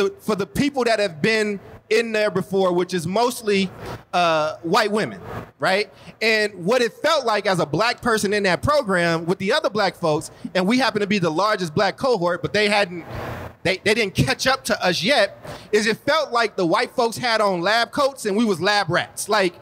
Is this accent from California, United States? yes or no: yes; Oakland, California, United States; also born or lived in Chicago; I was born in Chicago and grew up in Oakland.